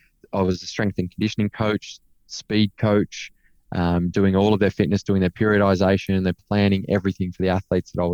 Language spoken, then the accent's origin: English; Cobar, New South Wales, Australia; moved away as an adult; also born or lived in Canberra; growing up in Cobar, my grandparents were a big part of my life there.